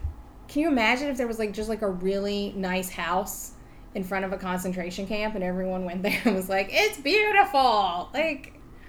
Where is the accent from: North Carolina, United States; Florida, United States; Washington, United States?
North Carolina, United States; now in Atlanta, United States; I'm from North Carolina. I live in Atlanta. I've lived here 6 years now.